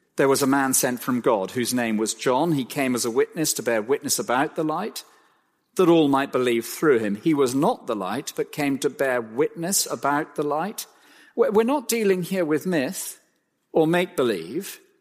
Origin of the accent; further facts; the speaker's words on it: Cromer, East of England, United Kingdom; I was born in Cromer, of all places.